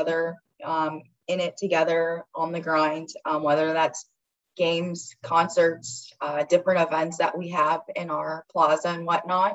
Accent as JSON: {"language": "English", "town": "Los Angeles", "region": "California", "country": "United States", "tie": "born or raised there", "said": "I'm from Los Angeles, grew up near the ocean"}